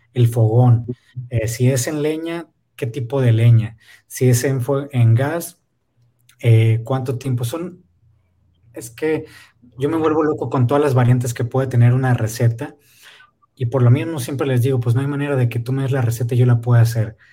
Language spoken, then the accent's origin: Spanish; Ensenada, Baja California, Mexico; also born or lived in Oaxaca; si no salimos de aquí, de Ensenada